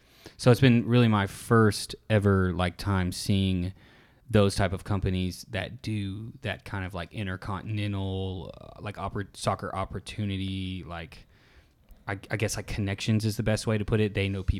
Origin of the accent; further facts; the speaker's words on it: United States; I always do it as like Warubi because I'm American.